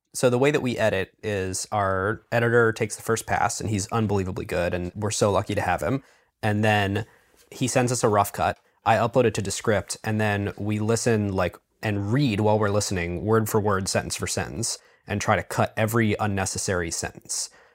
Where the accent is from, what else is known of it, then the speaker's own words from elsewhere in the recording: Cleveland, Ohio, United States; I'm from Cleveland